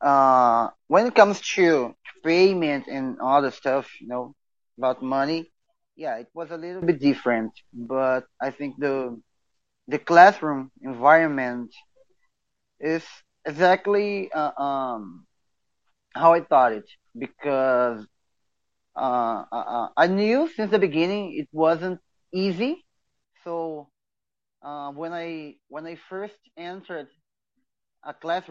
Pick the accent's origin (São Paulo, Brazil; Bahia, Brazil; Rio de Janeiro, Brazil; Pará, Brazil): Pará, Brazil; Belém; English is a second language; I'm from Brazil. Specifically, I'm from Belém do Pará, which is in the north of the country.